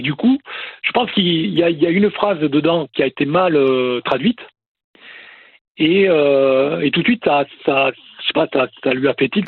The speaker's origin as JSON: {"language": "French", "town": "Toulouse", "region": "Occitania", "country": "France", "said": "je suis d'ici, de Toulouse"}